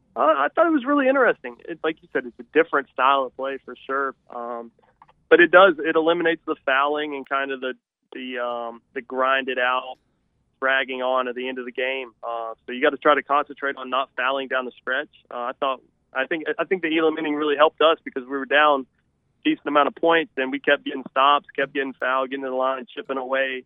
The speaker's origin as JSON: {"language": "English", "town": "Charleston", "region": "West Virginia", "country": "United States", "tie": "born or raised there", "also_born_or_lived": "Huntington, West Virginia", "said": "growing up in Charleston, growing up in Huntington"}